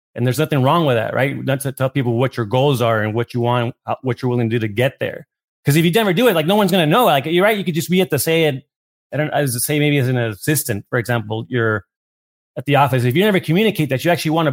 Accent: Tijuana, Baja California, Mexico; also born or lived in New York; now in Los Angeles, United States; I grew up in Tijuana

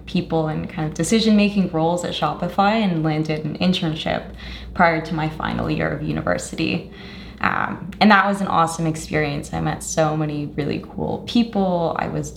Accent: Canada; also born or lived in Colombia (ancestry) / Toronto; I'm Canadian of Colombian descent.

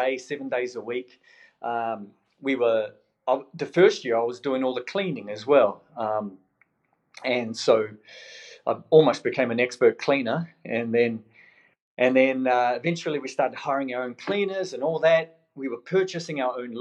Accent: New Zealand; now in Melbourne, Australia; originally from New Zealand. Came over in 2004. You know, one Kiwi at a time, and here we are. So, but people still pick up the accent

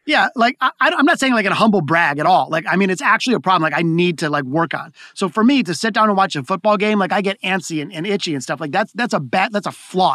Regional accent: Detroit, Michigan, United States; here in Detroit, my hometown

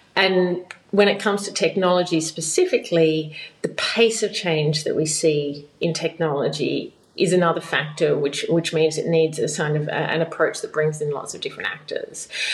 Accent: Australia; moved away as an adult; I've been living outside of Australia now for 12 years

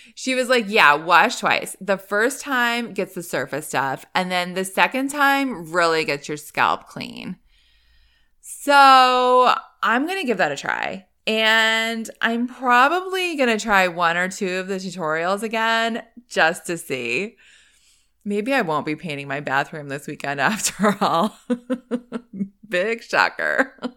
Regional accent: East Coast, United States; moved away; I grew up on the East Coast.

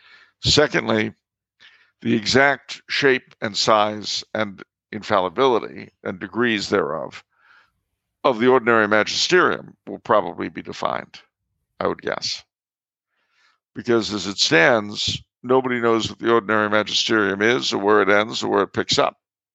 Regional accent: Canada; I mean, being French Canadian, you know, a sash around the waist used to be part of our folk garb.

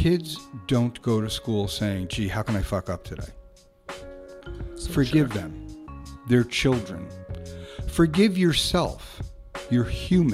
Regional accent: New York City, New York, United States; I was born in Brooklyn

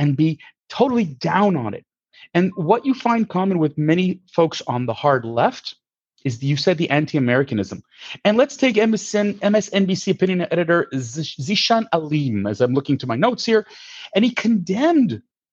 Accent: Canada; as a Canadian

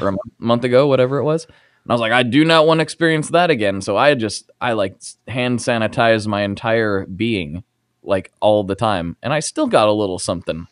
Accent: Portland, United States; I'm from Portland

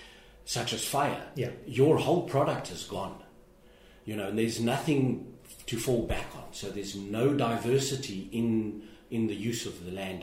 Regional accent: South Africa; moved away; my home country of South Africa

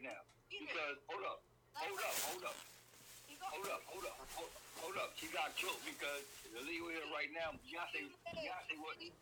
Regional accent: Trenton, New Jersey, United States; I'm from Trenton

